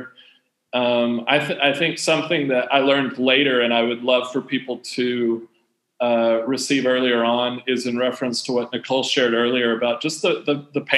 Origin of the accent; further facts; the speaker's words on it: United States; moved away; when I was growing up in the States